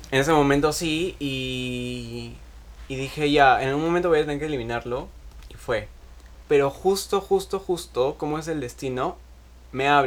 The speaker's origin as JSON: {"language": "Spanish", "region": "Arequipa", "country": "Peru", "said": "Porque estoy acá en Lima de vacaciones. Yo soy de Arequipa."}